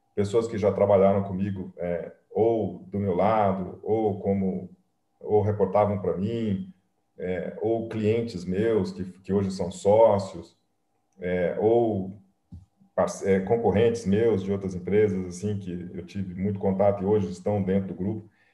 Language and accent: Portuguese; Pouso Alegre, Minas Gerais, Brazil; moved away; eu sou mineiro, né? eu vim lá de, do sul de Minas, né? de uma cidadezinha pequenininha. É, eu nasci em Pouso Alegre